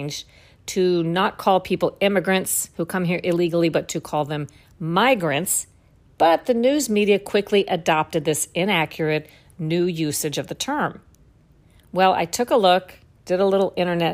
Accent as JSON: {"language": "English", "region": "Florida", "country": "United States", "tie": "born or raised there", "said": "I grew up in Florida, worked in the news business in Florida"}